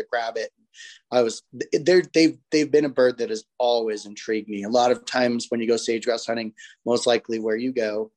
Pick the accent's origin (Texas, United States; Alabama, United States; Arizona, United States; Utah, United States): Utah, United States; moved away as an adult; also born or lived in California; I grew up in Utah